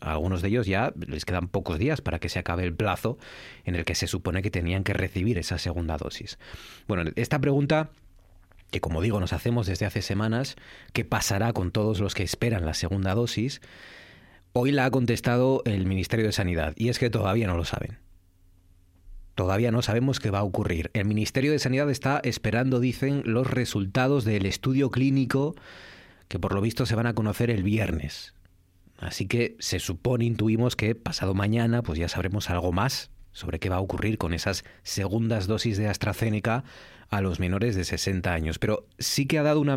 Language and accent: Spanish; Asturias, Spain; ser asturiano